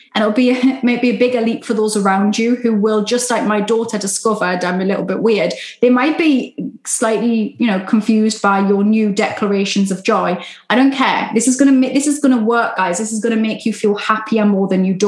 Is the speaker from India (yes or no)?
no; United Kingdom; Love a Sunday roast, being British. Love a Sunday roast, all the gravy. That's my northern